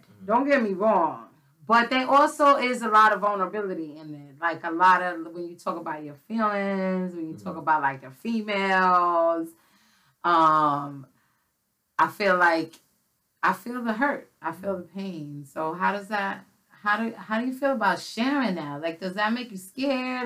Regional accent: New York City, New York, United States; I grew up in the Bronx.

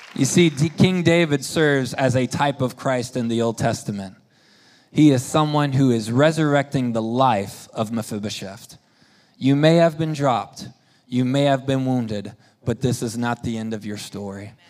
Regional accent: Spain; moved away; we grew up in Spain

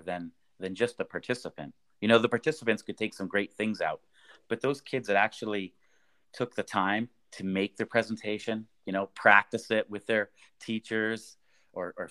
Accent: Canada; moved away as an adult; now in Vienna, Austria; I grew up in Canada

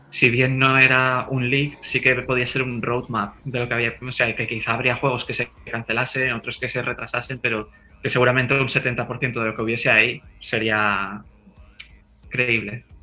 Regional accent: Spain; also born or lived in Korea; now in South Korea; soy muy español, muy latino.

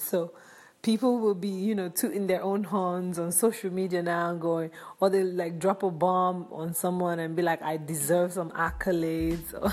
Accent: Nigeria; I'm from Nigeria.

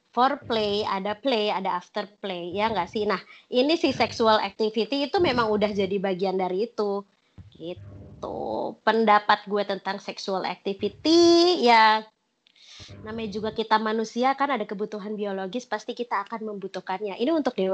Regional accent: Jakarta, Indonesia; moved away as an adult; now in Bali, Indonesia; Iya, dari kecil sebenarnya aku dari Jakarta sampai kerja pun di Jakarta. Sampai dua tahun terakhir ya aku untuk memutuskan pindah ke Bali.

